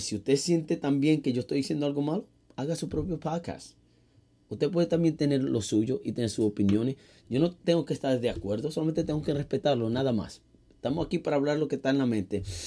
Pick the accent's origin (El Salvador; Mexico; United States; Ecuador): United States; New York City, New York; also born or lived in Manhattan; Nacido y criado en el Bronx, aquí en Nueva York